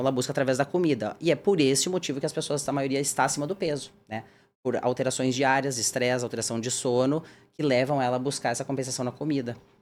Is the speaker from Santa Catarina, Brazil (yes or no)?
no; Rio Grande do Sul, Brazil; moved away as an adult; also born or lived in Porto Alegre, Brazil; now in São Paulo, Brazil; eu nasci no, no Rio Grande do Sul, fiz a minha formação médica, né? E também de ortopedia na Federal de Porto Alegre